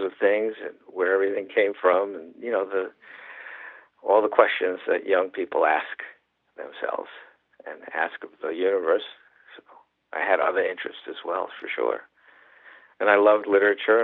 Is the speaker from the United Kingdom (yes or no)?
no; New York City, New York, United States; I grew up in Manhattan, and I was exposed to all kinds of music